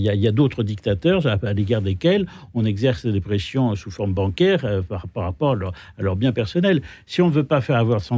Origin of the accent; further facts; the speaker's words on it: France; je dirais que j'ai honte en tant que Français de, cette situation.